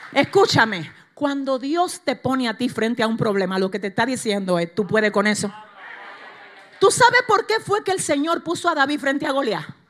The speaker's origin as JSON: {"language": "Spanish", "region": "Cibao", "country": "Dominican Republic", "said": "en el Cibao, de donde yo vengo, de allá atrás del campo, para allá"}